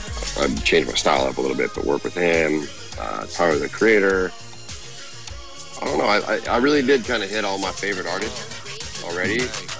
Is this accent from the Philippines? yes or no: yes; Philippines; And now it's like, yeah, I'm Filipino, baby. Like, what's up? So it's cool, you know. So Filipino.